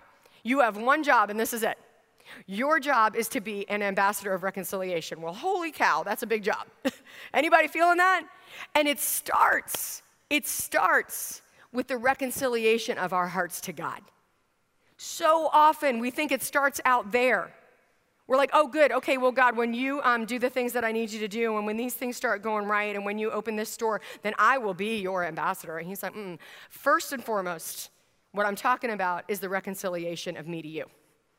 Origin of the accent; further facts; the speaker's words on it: Virginia, United States; I grew up in Northern Virginia at one point in my stint all across the country as a military brat.